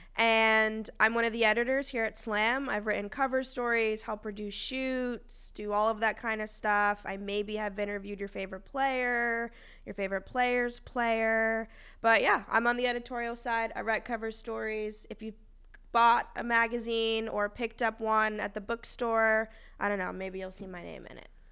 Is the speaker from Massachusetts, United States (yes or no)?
yes; Boston, Massachusetts, United States; I'm from Boston